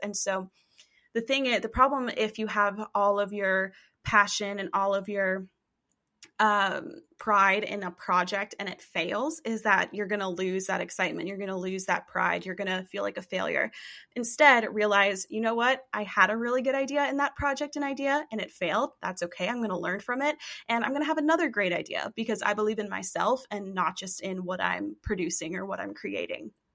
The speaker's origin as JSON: {"language": "English", "region": "East Tennessee", "country": "United States", "said": "I am a girl from East Tennessee"}